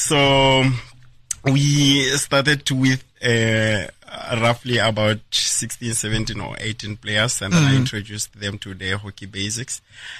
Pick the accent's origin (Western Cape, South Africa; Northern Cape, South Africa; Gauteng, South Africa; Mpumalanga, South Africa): Mpumalanga, South Africa; Bushbuckridge; moved away as an adult; now in Nelspruit, South Africa; I'm originally from Bushbuck Ridge. I came to Nelspruit in 2011.